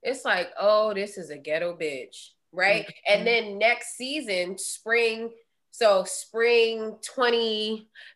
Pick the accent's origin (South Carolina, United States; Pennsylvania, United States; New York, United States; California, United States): California, United States; Southern; growing up in Southern California